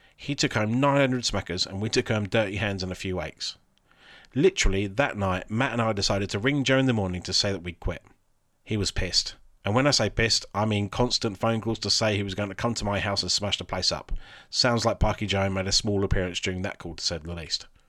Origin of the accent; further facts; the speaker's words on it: Alderstone, England, United Kingdom; my hometown, Alderstone